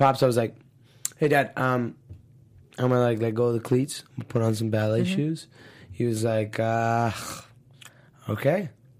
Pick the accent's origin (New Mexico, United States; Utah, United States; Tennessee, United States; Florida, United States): Florida, United States; Miami; So like growing up in Miami, I went to Florida Christian High School